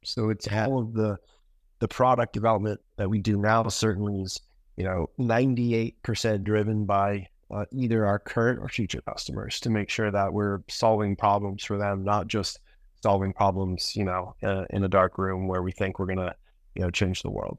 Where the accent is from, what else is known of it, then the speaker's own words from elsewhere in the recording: Maine, United States; moved away; also born or lived in New York; I actually grew up in Maine, which is kind of the opposite corner of the country